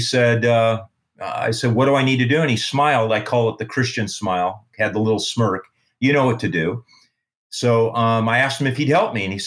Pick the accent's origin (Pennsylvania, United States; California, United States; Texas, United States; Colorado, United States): California, United States; San Fernando Valley; We were from the San Fernando Valley, California